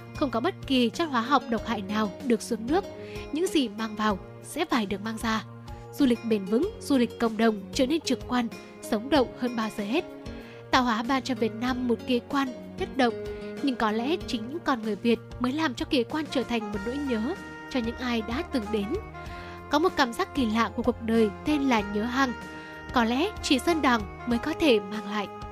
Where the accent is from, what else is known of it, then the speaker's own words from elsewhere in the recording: hometown with Tu Thuc Cave, Thanh Hóa, Vietnam; quê hương của mình thì cũng có hang từ thức